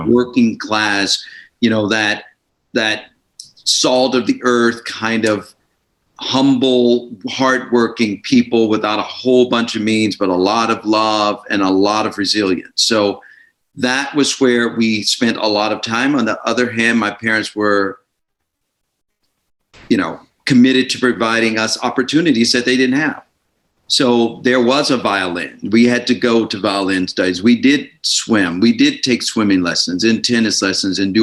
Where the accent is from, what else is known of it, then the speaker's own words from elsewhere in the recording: Birmingham, Alabama, United States; now in Miami Beach, United States; I grew up in Birmingham, Alabama.